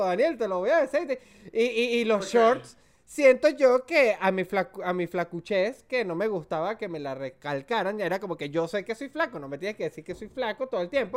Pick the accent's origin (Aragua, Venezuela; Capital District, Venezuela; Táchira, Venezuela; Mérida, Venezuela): Mérida, Venezuela; soy de Mérida. Mérida tampoco es una ciudad de usar muchos shorts. Mérida es una ciudad para los que no son de Venezuela considerada una de las ciudades más frías de, de, Venezuela